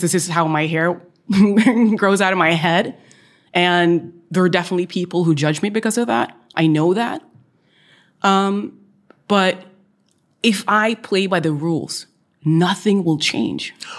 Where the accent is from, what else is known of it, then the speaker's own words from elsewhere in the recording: Oslo, Norway; was born and raised in Oslo and the east side of Oslo.